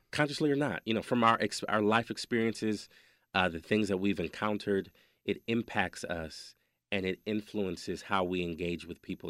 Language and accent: English; Wisconsin, United States; We grew up in Wisconsin